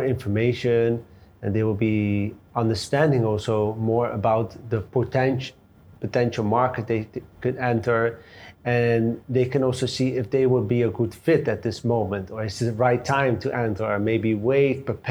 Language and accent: English; Netherlands; now in Dubai, United Arab Emirates; I'm from the Netherlands